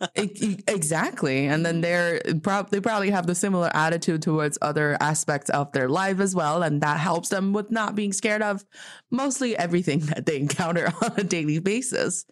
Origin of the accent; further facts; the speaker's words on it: Northeast China, China; moved away; when I was like a little kid, um, in my hometown because the you know, it's, like, really cold in the northeast part of China